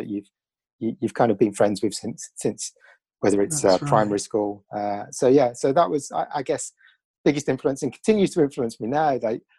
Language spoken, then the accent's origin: English; Birmingham, West Midlands, United Kingdom; moved away as an adult; also born or lived in Cardiff; Yeah, so I grew up in Birmingham, so I'm a Brummie, and from ultimately, I would say, working class parents